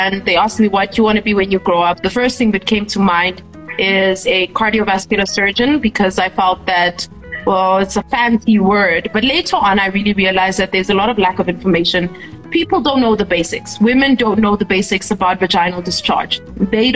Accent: Namibia; having me all the way from Namibia

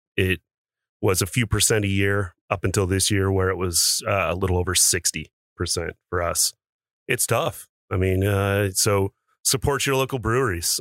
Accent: the Northwest, Pacific Northwest, United States; moved away as an adult; now in Las Vegas, United States; I grew up in the Northwest

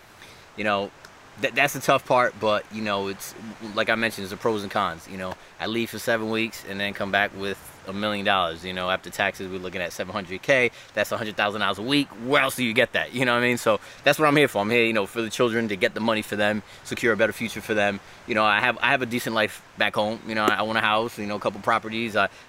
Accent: Providence, Rhode Island, United States; also born or lived in Bronx / Dominican Republic / Orlando; now in Hartford, United States; I lived in Dominican Republic, moved back to the Bronx, raised in Providence, Rhode Island, moved to Orlando, and then I'm in Hartford, Connecticut now.

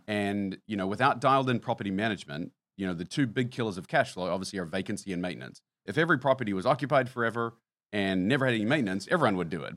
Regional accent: New Zealand; moved away as an adult; now in United States; having been born and raised in New Zealand

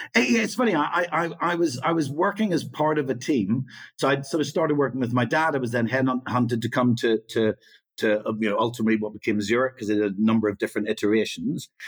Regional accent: Northern Ireland, United Kingdom; I sort of grew up during the Troubles

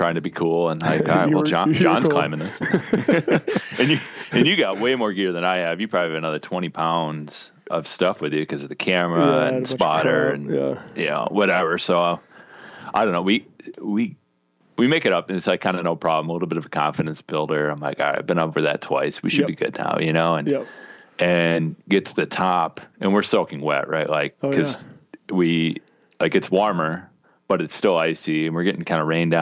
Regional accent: Midwest, United States; growing up in the Midwest

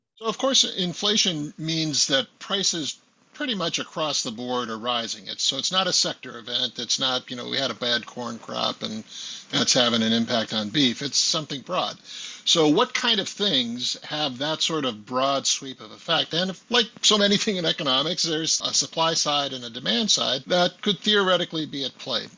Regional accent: west of Milwaukee, southeastern Wisconsin, United States; moved away; I drive due west of Milwaukee and, and my hometown where I lived in the 50s and 60s

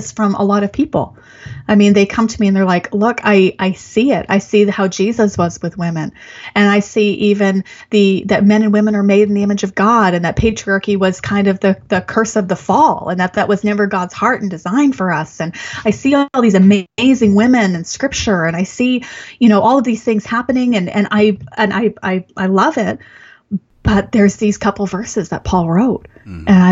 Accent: Canada; as a Canadian

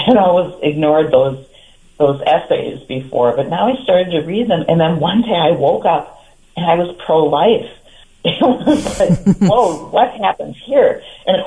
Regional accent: Green Bay, Wisconsin, United States; I grew up in Green Bay during the Lombardi era

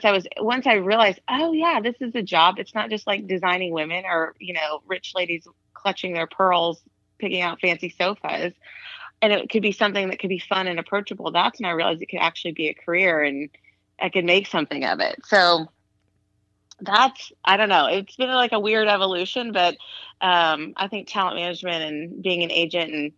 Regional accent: Austin, Texas, United States; moved away as an adult; also born or lived in Los Angeles; now in Austin, United States; I'm from Austin. My family moved there when I was 8. So, you know, as far as I'm concerned, it's the only place that's really ever been home.

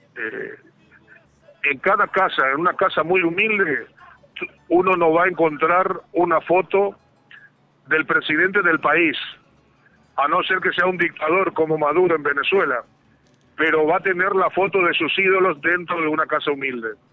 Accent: Paraguay; now in Argentina; como paraguayo

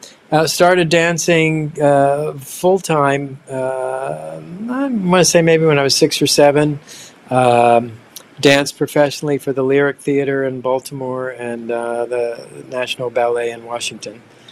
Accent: Nagoya, Aichi, Japan; born there; I was born in Nagoya, Japan in 1953.

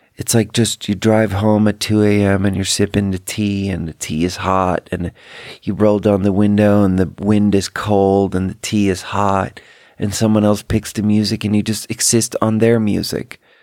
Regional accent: Sweden; English is a second language; now in United States; I'm from Sweden, too.

